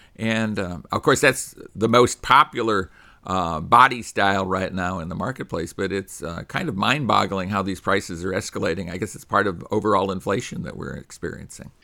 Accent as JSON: {"language": "English", "town": "Chicago", "region": "Illinois", "country": "United States", "tie": "born or raised there", "said": "I was born in the Chicago area"}